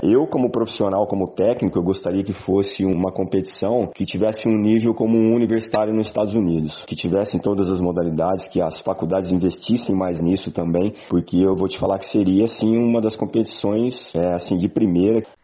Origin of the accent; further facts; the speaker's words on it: Jaboticabal, São Paulo, Brazil; eu sou de Jaboticabal, São Paulo